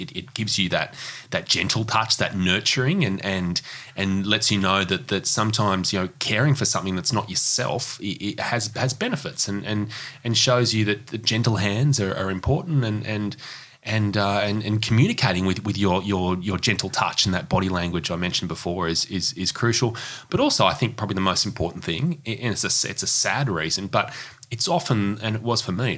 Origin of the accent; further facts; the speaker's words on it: Newcastle, New South Wales, Australia; now in Sydney, Australia; I grew up in Newcastle, not in Bondi